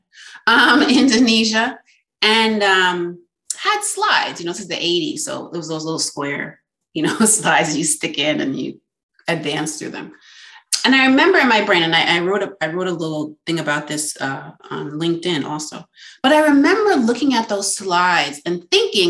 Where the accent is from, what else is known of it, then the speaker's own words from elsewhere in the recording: New York, United States; also born or lived in Westchester; I'm from New York. We moved kind of souther in the state. So I was born in the city. We moved up to Westchester, but high up. And then we moved kind of down closer south.